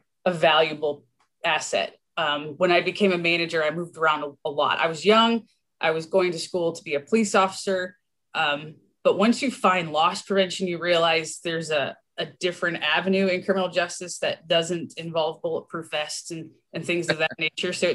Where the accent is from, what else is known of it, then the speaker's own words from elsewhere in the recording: Michigan, United States; I'm a Michigander